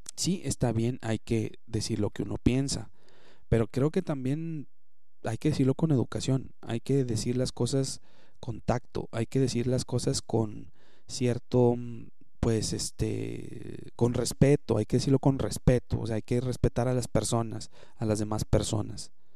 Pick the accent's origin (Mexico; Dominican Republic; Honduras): Mexico; Monterrey, Nuevo León; como regios pues nos debemos de apoyar y como mexicanos también